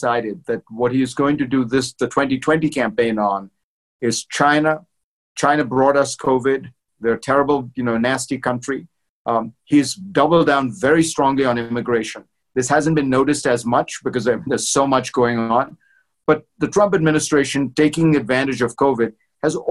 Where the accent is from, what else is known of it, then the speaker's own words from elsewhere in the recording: India; moved away; I'm not a Christian, but I grew up in India and went to Christian school my whole life